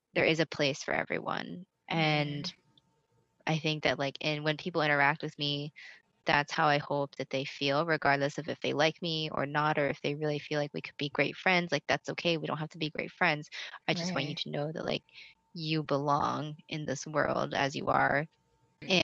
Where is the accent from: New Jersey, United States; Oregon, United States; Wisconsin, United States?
Oregon, United States; Lebanon; I grew up on the West Coast in Oregon, in a pretty small town called Lebanon, Oregon